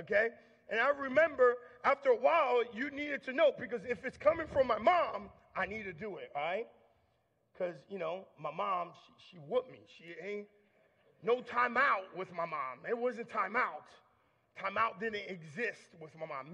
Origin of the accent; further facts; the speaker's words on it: Long Island, New York, United States; I grew up in Long Island, New York